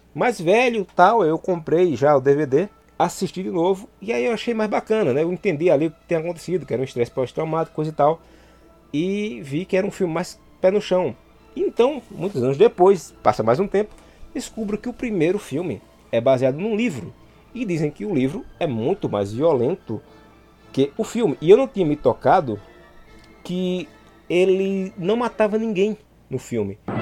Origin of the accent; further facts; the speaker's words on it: Santa Cruz do Capibaribe, Pernambuco, Brazil; also born or lived in Caruaru; Eu nasci em Caruaru, mas fui criado numa cidade é, vizinha chamada Santa Cruz do Caparibe